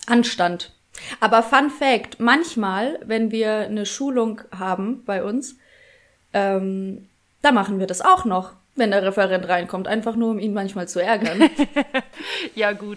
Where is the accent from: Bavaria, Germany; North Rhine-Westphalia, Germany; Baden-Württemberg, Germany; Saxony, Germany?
Bavaria, Germany; Bad Kissingen; ich bin äh, am Rande von Bad Kissingen groß geworden